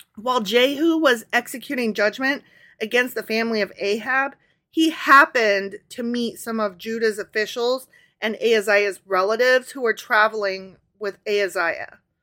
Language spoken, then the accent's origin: English; Midwest, United States; accent: Midwestern